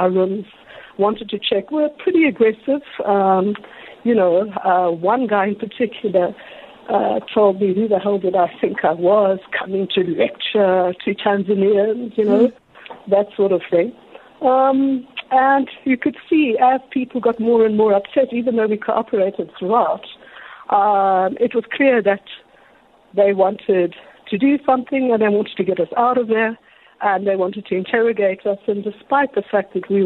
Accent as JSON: {"language": "English", "country": "South Africa", "said": "I'm South African"}